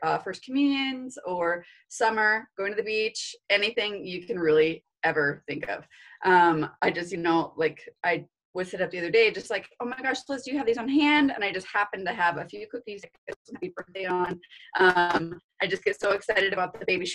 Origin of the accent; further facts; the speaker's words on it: Vancouver, Washington, United States; moved away as an adult; also born or lived in Pullman, Washington / Nevada / Texas; now in Post Falls, United States; I'm actually from the Portland, Vancouver, Washington area